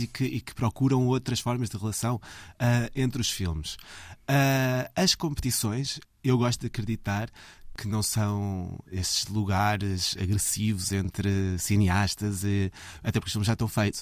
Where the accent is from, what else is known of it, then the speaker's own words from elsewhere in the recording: Belas, Lisbon, Portugal; eu cresci uh, em Belas, ali na linha de Sintra